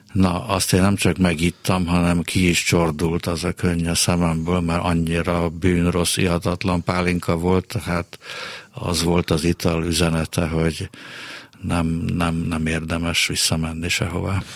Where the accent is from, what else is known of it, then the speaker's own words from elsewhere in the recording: Budapest, Hungary; a Rökszilárd utcába születtem, és onnan a a 8. kerületi Sárkány utcába vitt haza bennünket az apám